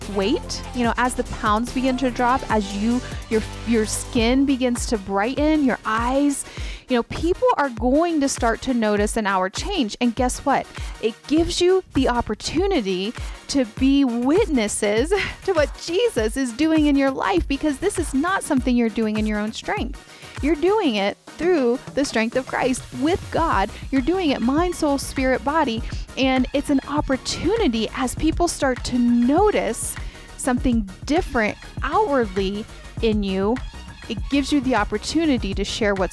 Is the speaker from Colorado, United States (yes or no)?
yes; Colorado Springs, Colorado, United States; We're from Colorado Springs